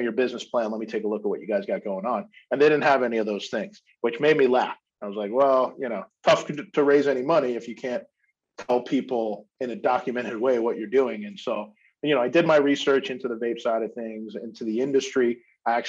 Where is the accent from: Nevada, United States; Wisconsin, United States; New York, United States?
New York, United States; Long Island; moved away as an adult; I'm from New York originally. I grew up in New York, the craziness that is New York, specifically on Long Island before moving into the city.